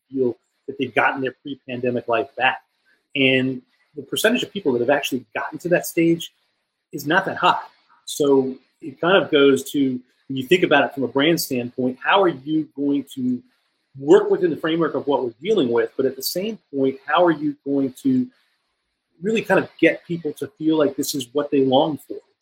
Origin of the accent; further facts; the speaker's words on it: New York, United States; I'm from New York